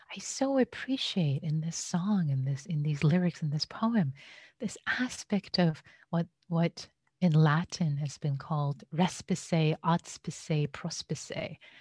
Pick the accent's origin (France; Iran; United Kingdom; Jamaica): Iran; now in United States; having been an immigrant in the U S, I was born and raised in Iran.